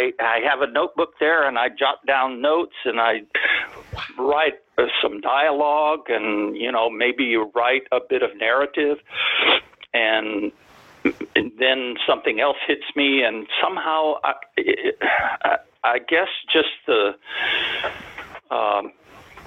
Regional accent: near the Rio Grande, Texas, United States; I grew up on the Mexican border. I was about a few blocks from the Rio Grande River.

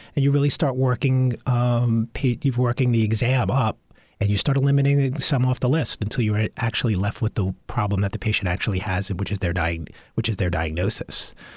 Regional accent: Long Island, New York, United States; I grew up on Long Island

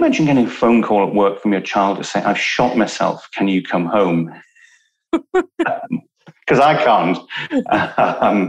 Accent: Newcastle upon Tyne, North East England, United Kingdom; I was born in Newcastle

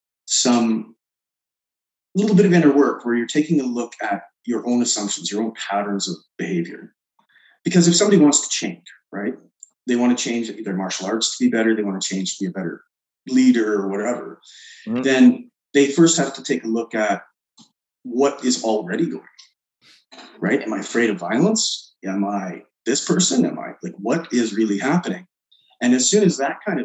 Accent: Canada; we're Canadian

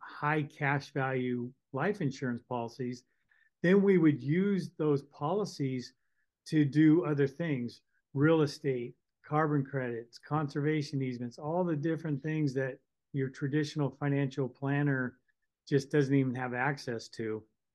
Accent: Northern California, United States; I grew up in California, Northern California

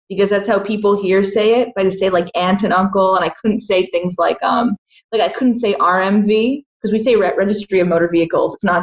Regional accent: Boston, Massachusetts, United States; Yeah, I was born in Boston, and okay. I um, I grew up nearby.

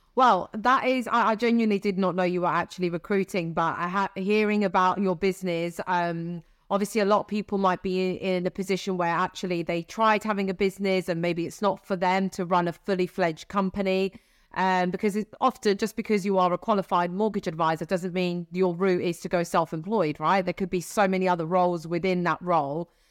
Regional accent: Sicily, Italy; moved away; also born or lived in Siena; I'm from Sicily

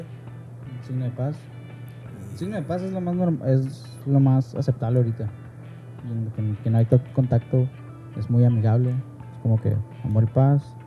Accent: Mexico; Aquí mexicano es tope

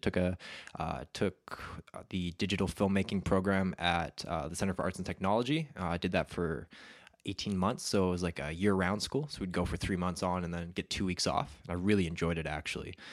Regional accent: Alberta, Canada; I grew up in Alberta and, uh, it's a very conservative place.

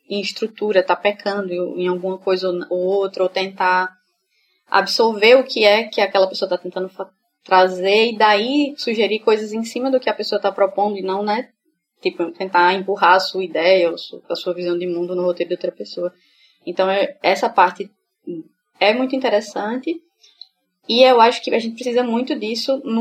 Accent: Feira Nova, Sergipe, Brazil; eu sou do interior, sou da cidade do interior daqui de Sergipe, que é Feira Nova. E eu tava indo pra Feira Nova

